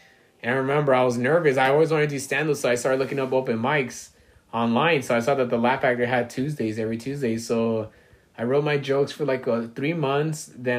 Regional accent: Alhambra, California, United States; So, I was born in East Boyle Heights, mm-hmm. Then I lived in East LA, then City Terrace, and then I grew up in Alhambra.

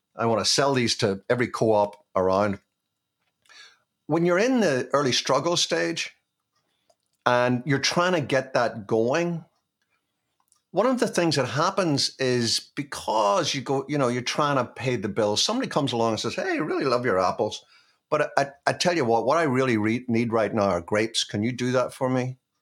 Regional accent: Belfast, Northern Ireland, United Kingdom; moved away; I grew up in Belfast

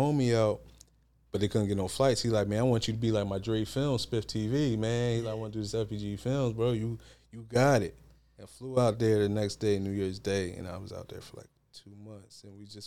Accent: Philadelphia, Pennsylvania, United States; I'm from Philly for real

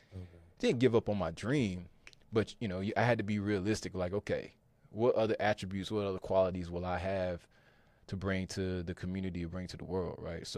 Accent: Fuquay-Varina, North Carolina, United States; So I'm originally from Fuquay Varina, North Carolina. Right here in the heart of the Triangle area. And I grew up playing basketball really most of my life.

